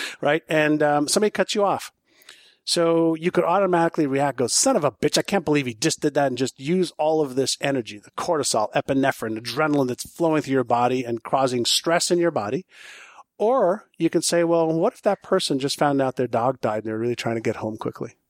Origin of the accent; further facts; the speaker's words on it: Montreal, Quebec, Canada; first language Hebrew; English is a second language; moved away as an adult; also born or lived in Israel / Toronto; when I was um, five, six, seven years old, I moved from Israel to Montreal. I mm. spoke Hebrew, but not English or French.